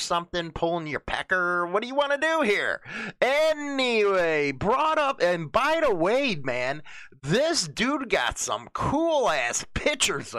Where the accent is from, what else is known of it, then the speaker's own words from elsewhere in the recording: Chicago, Illinois, United States; moved away; also born or lived in Melrose Park, Illinois; I'm from the Montclair neighborhood, Grand and Harlem